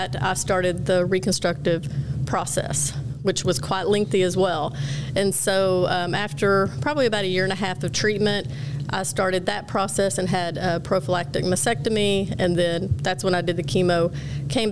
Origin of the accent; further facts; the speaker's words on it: Gainesville, Texas, United States; I'm born and raised just north of Dallas in a very small town of about 16,000 people